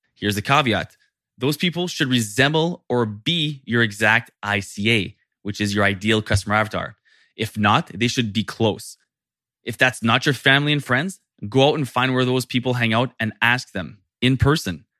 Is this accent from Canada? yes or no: yes; Canada; Being French Canadian